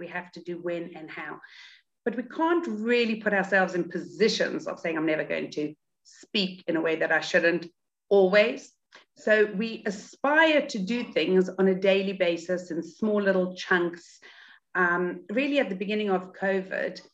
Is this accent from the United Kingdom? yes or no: no; South Africa; moved away; I grew up in South Africa, but I've been out of South Africa a lot longer than I actually was there